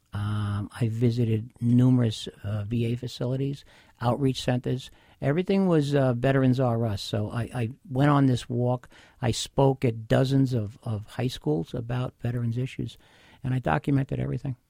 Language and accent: English; Bay Shore, New York, United States; I grew up in Bayshore. I still am a Long Island resident